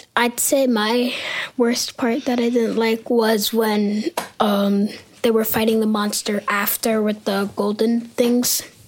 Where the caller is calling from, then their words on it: New York, United States; I'm calling from, uh, New York